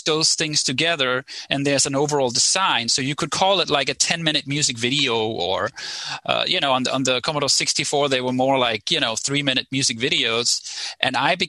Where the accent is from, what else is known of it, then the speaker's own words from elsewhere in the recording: right outside Copenhagen, Capital Region of Denmark, Denmark; I grew up in right outside Copenhagen in Denmark.